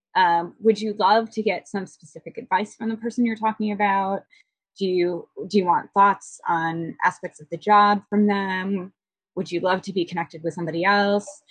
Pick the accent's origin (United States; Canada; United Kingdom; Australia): United States; Midwest; moved away; I'm originally from the Midwest where we're infamously informal